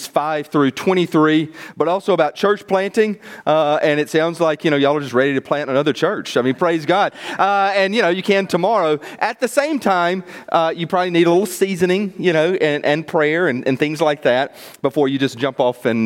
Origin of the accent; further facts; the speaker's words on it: Mississippi, United States; moved away; also born or lived in Boston; I'm American. I'm from Mississippi.